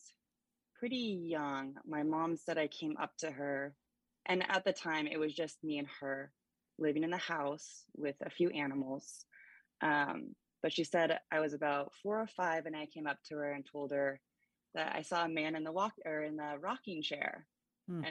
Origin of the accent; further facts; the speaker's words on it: Gig Harbor, Washington, United States; I grew up in Gig Harbor